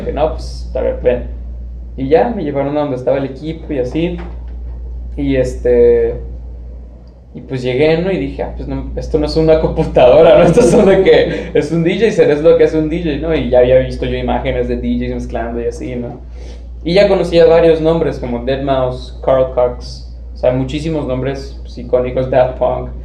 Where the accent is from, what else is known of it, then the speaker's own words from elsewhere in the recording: Tijuana, Baja California, Mexico; also born or lived in Chula Vista, California; nací en Chula Vista, California, y he vivido toda mi vida aquí en Tijuana